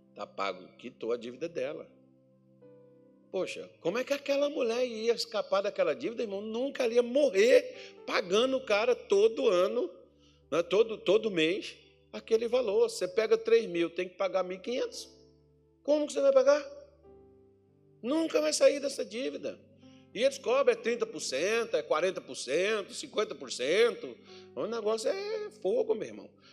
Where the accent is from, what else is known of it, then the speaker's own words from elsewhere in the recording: north of Minas Gerais, Brazil; now in Cuiabá, Brazil; lá na minha cidade onde eu nasci, irmão, lá no, no norte de Minas Gerais.